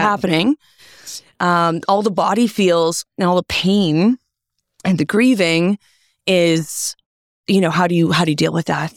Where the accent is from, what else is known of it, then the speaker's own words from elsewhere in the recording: Toronto, Ontario, Canada; I'm from Toronto. I'm going home soon.